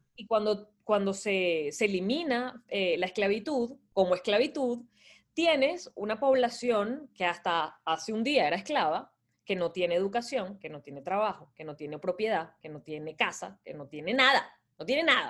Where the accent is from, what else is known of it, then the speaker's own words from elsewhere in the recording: Caracas, Capital District, Venezuela; moved away as an adult; also born or lived in Montreal; now in United States; crecí, en, nací en Venezuela, soy caraqueña, eh, pasé casi toda mi vida ahí, hasta hace cinco años que emigré